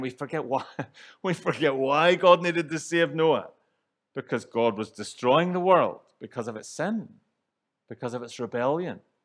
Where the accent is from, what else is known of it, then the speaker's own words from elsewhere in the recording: Northern Ireland, United Kingdom; moved away; growing up in Northern Ireland, where divisions run deep